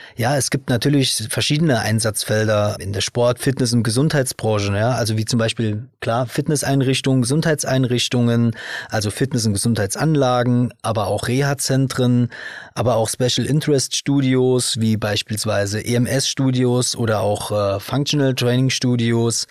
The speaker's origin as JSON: {"language": "German", "region": "Saarland", "country": "Germany", "said": "ich bin hier aus dem Saarland"}